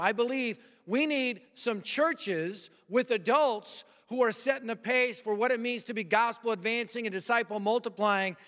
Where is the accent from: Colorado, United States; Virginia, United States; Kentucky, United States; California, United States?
Colorado, United States; moved away; I'm from Colorado